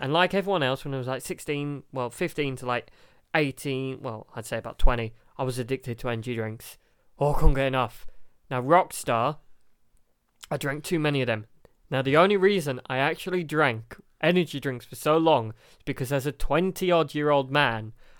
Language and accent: English; Carlisle, North West England, United Kingdom; born there; I was born in Carlisle, but I was raised in the military.